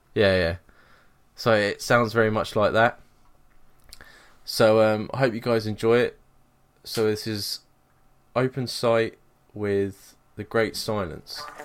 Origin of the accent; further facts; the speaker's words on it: England, United Kingdom; moved away as an adult; now in Scotland, United Kingdom; I moved away from England